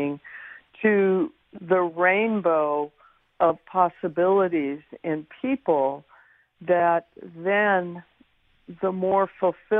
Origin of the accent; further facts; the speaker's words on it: San Francisco, California, United States; growing up in San Francisco